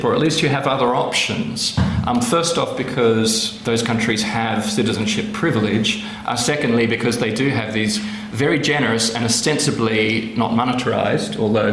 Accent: Australia; I'm Australian and fake British

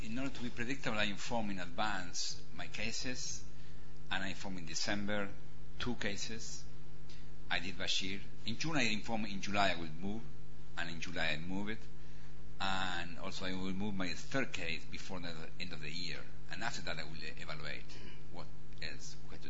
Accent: Argentina; moved away as an adult; I came from Argentina. I was a prosecutor in Argentina against the top commanders in 1985

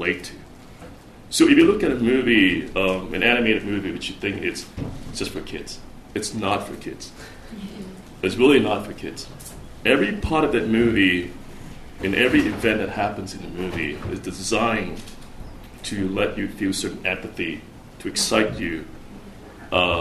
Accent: Singapore; moved away as an adult; also born or lived in United States; growing up in Asia, you know, and especially in Singapore, I left Singapore when I was 20

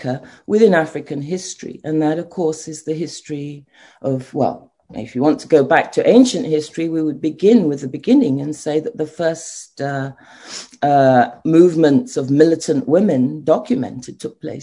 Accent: London, United Kingdom; moved away as an adult; also born or lived in Nigeria / The Hague; now in Ghana; I was born in London and trained in Britain

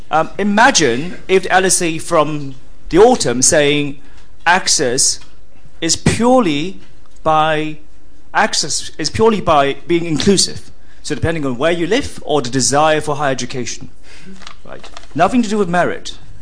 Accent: United States; I am an American

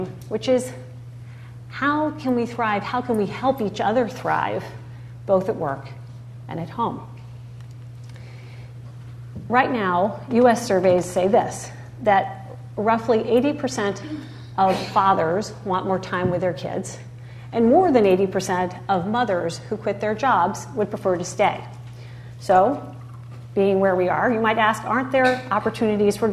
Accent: United States; as an American

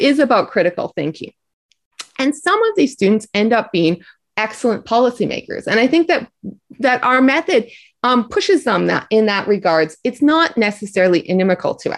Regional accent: Canada; moved away; I'm Canadian

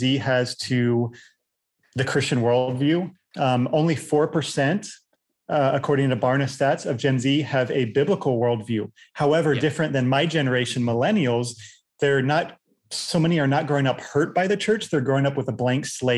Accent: Virginia Beach, Virginia, United States; also born or lived in Chiang Mai, Thailand / Manila, Philippines; I grew up in Virginia Beach, Virginia

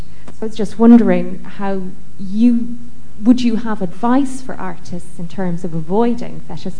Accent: Ireland; now in London, United Kingdom; I've also been a resident at the Market Estate, so I completely understand that, you know, as an immigrant and as an Irish person

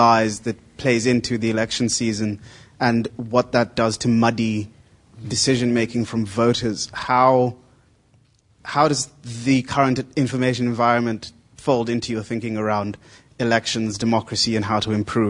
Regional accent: Kenya; I'm Kenyan

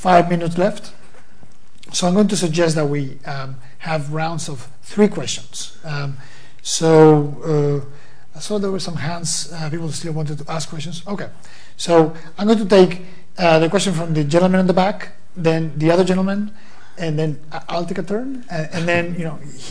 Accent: Spain; moved away; I'm from Spain originally

